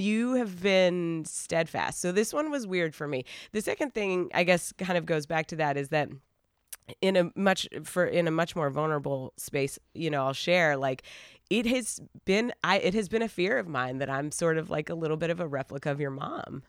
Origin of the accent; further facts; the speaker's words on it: Asheville, North Carolina, United States; moved away; we are originally from Asheville, North Carolina